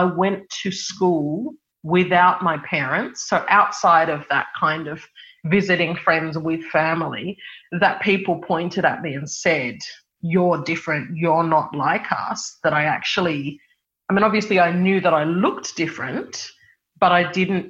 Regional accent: Sydney, New South Wales, Australia; I grew up in Sydney in the Hills District in a suburb called Kellyville

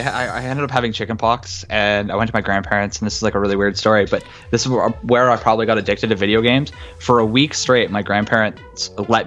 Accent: Canada; But we're Canadian.

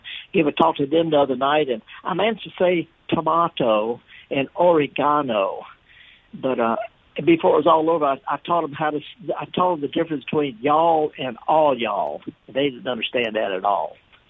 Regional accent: the Mississippi Delta, United States; I've been in Mississippi almost all of my life. You know, born and raised in the Delta, but I'm in northern England right now.

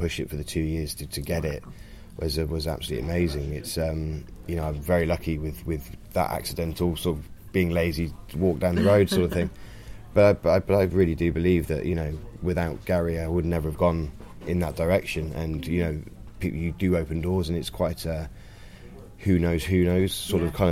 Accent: Bath, South West England, United Kingdom; moved away as an adult; also born or lived in French Alps; I'm originally from Bath.

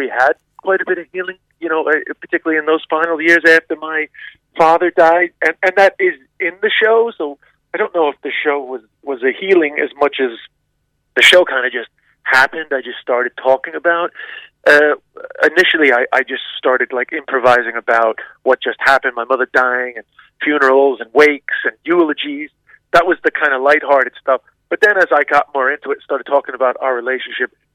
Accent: New York City, New York, United States; I grew up in Queens, which is actually, I think, the most culturally diverse place on the planet

